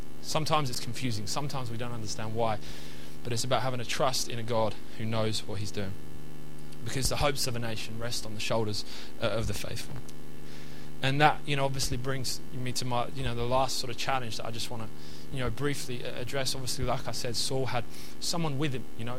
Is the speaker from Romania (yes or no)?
no; England, United Kingdom; And so we're from England, so sandy beach is a sandy beach.